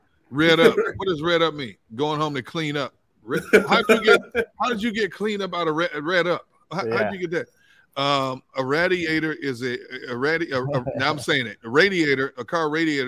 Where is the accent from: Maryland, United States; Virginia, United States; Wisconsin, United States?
Wisconsin, United States; Milwaukee; I'm from the great city of Milwaukee, Wisconsin.